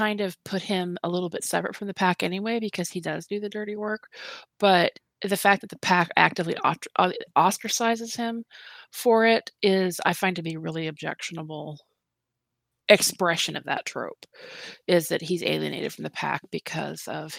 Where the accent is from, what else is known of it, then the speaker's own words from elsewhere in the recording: New Orleans, Louisiana, United States; Well, like I wasn't raised in, I was raised in New Orleans. You know, I'm a street kid.